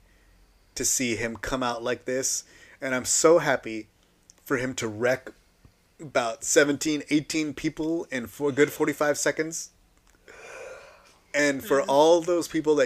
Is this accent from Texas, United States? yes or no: yes; San Antonio, Texas, United States; moved away; I'm from San Antonio, Texas.